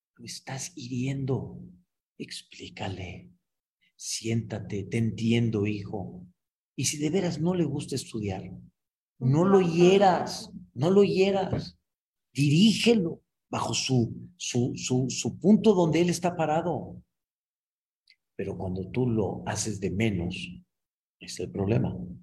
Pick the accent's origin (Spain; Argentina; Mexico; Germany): Mexico; Yo nací aquí en México y en la cuna que yo nací, pues en mi época lo que había era, ya, Espíritu, Capulina, este, Cantinflas